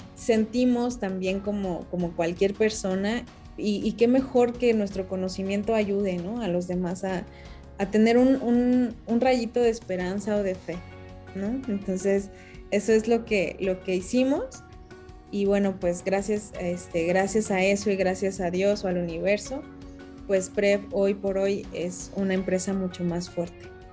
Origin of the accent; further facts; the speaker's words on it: Mexico City, Mexico; yo nací en la Ciudad de México